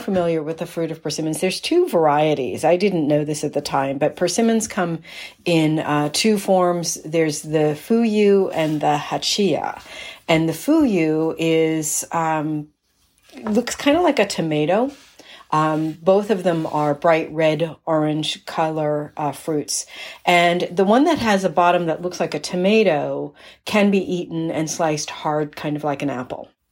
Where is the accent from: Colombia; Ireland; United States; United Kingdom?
United States; East Coast; growing up on the East Coast, persimmons were not a fruit that we ate in my family.